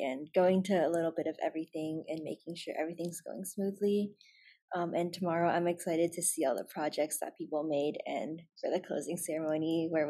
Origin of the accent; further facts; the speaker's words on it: McLean, Virginia, United States; I'm a third year studying CS. I'm from McLean, Virginia